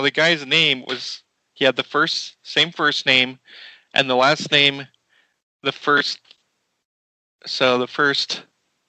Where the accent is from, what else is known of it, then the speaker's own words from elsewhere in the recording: United States; I'm American. I don't even speak Italian.